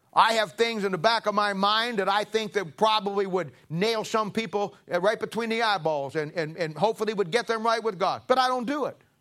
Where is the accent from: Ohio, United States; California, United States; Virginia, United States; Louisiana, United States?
Ohio, United States; now in Kansas City, United States; I'm originally from Ohio